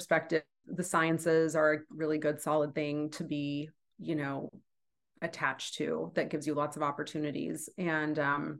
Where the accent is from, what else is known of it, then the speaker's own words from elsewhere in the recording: Manhattan, Kansas, United States; I was born in Manhattan.